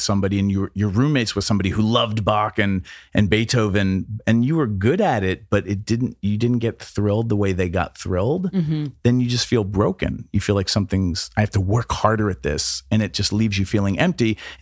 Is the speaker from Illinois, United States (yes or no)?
no; New Hampshire, United States; growing up in New Hampshire and, you know, being the captain of the football team